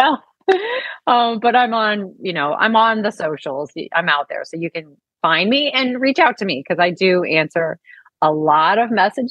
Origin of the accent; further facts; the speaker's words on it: St. Louis, Missouri, United States; moved away; also born or lived in Dallas; I grew up in St. Louis